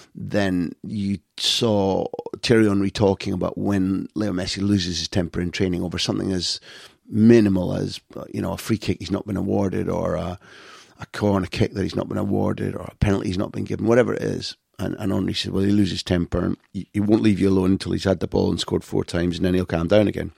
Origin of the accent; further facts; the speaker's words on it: United Kingdom; I grew up in Britain.